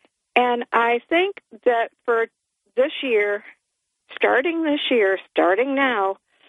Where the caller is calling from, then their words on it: Port Dickinson, New York, United States; This is … from Port Dickinson.